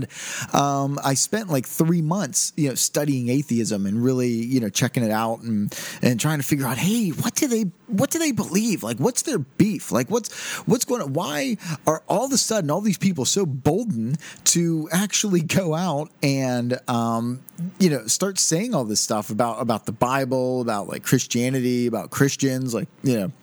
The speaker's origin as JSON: {"language": "English", "country": "United States", "said": "Since I am an American"}